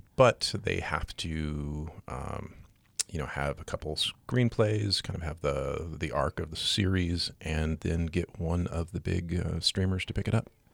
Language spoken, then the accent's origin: English; Seattle, Washington, United States; now in Great Falls, United States; I grew up in the Seattle area